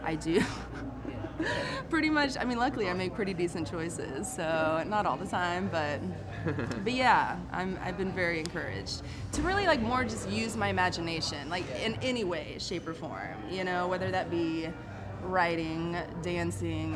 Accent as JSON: {"language": "English", "region": "Illinois", "country": "United States", "tie": "born or raised there", "said": "I grew up in Illinois, in the country"}